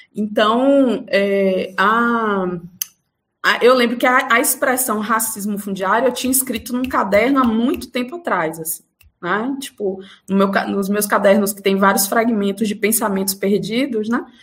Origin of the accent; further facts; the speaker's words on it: Feira de Santana, Bahia, Brazil; moved away as an adult; now in Salvador, Brazil; eu sou do interior da Bahia, de uma cidade chamada Feira de Santana